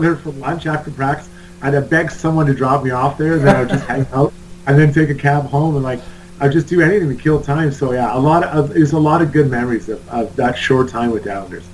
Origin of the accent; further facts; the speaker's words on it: Edmonton, Alberta, Canada; I grew up playing in Edmonton